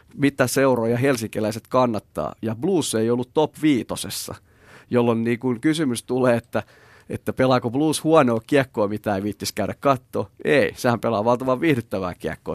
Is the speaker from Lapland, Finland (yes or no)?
no; Imatra, South Karelia, Finland; now in Espoo, Finland; mä ollaan Petterin kanssa molemmat Imatralta kotosi